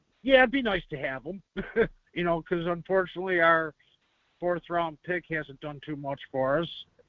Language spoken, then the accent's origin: English; Buffalo, New York, United States; I am from Buffalo, New York